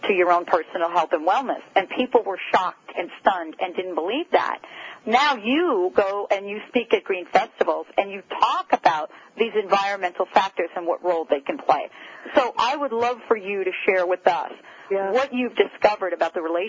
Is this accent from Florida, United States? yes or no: no; New Jersey, United States; moved away; I'm from New Jersey